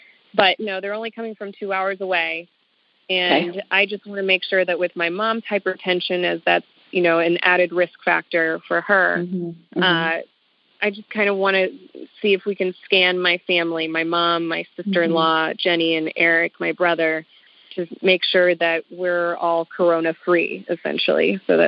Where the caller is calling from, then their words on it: St. Louis, Missouri, United States; I am calling from St. Louis, Missouri.